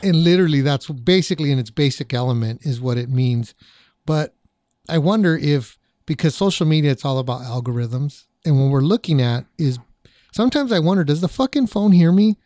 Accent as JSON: {"language": "English", "area": "Orange County", "region": "California", "country": "United States", "tie": "born or raised there", "said": "I grew up in Orange County, born and raised"}